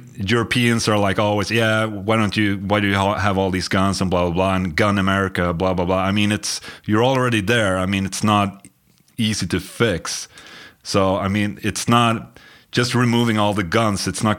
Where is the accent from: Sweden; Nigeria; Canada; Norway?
Sweden; we're from Sweden.